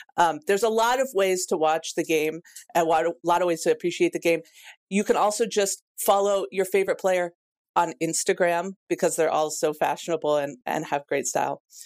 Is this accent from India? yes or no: no; Pacific Northwest, United States; I'm from the Pacific Northwest